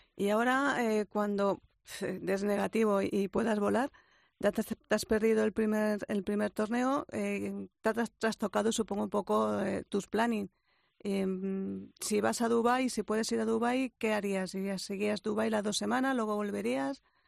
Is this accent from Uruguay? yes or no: no; Spain; soy español